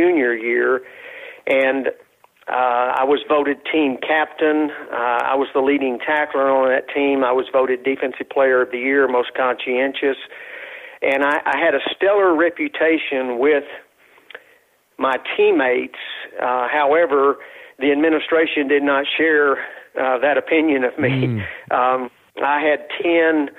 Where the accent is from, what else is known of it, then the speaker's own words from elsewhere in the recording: West Texas, United States; I was raised in West Texas